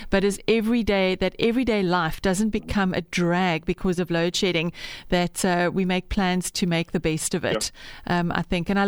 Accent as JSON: {"language": "English", "town": "Bloemfontein", "region": "Free State", "country": "South Africa", "tie": "born or raised there", "said": "I remember years ago um, when I was growing up in Bloem, we had an anthracite stove"}